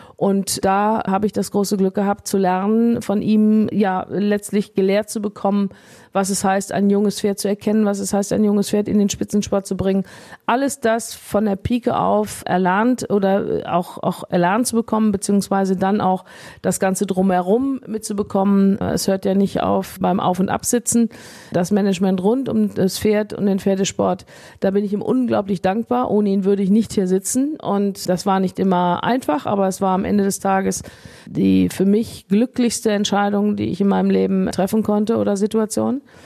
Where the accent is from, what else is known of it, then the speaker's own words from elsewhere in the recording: Rheinberg, North Rhine-Westphalia, Germany; also born or lived in Issum; Ich bin hier zu Hause auf dem Hof meiner Eltern aufgewachsen